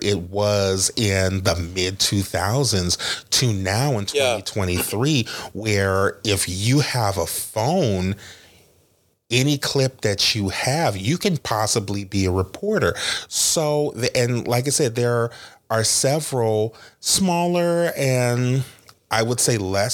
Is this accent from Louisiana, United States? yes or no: yes; New Orleans, Louisiana, United States; I'm from New Orleans